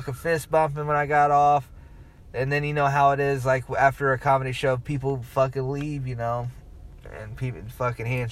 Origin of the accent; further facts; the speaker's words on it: Muncie, Indiana, United States; I'm from Muncie